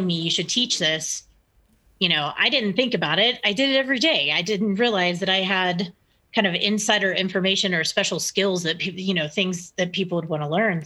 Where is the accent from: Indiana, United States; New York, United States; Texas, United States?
Texas, United States; now in Broomfield, United States; I'm from the South originally. I'm from Texas, so I talk a lot